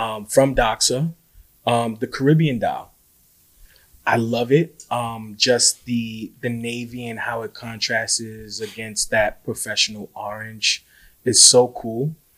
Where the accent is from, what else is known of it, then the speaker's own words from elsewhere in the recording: New York City, New York, United States; being a New Yorker